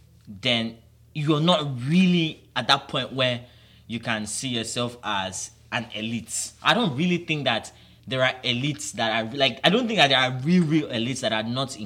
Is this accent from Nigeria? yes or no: yes; Nigeria; For me here in Nigeria